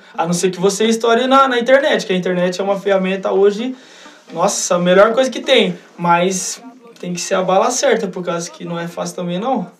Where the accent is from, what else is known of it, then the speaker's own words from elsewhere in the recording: Campinas, São Paulo, Brazil; eu sou de Campinas e na minha região não, não tem muito, como é em São Paulo.